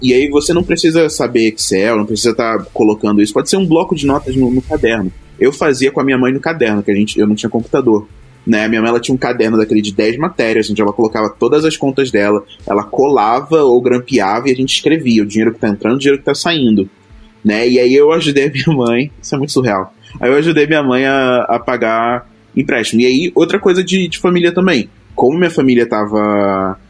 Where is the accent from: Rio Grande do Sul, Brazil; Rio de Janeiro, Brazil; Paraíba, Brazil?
Rio de Janeiro, Brazil; Duque de Caxias; eu vim da periferia do Rio de Janeiro, lá de Caxias, a minha família inteira